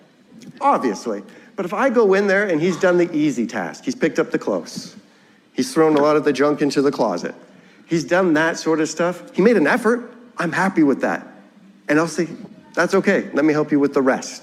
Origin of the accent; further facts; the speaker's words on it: Ontario, Canada; moved away; I'm from Ontario